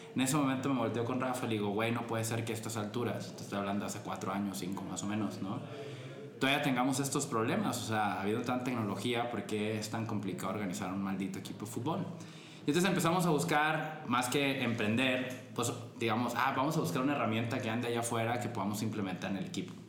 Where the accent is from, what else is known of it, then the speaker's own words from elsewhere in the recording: Culiacán, Sinaloa, Mexico; moved away as an adult; now in Guadalajara, Mexico; yo soy de Culiacán originalmente